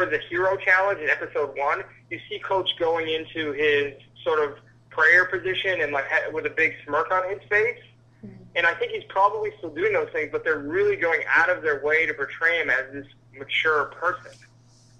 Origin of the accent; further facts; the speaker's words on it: Northeast, United States; I'm from the Northeast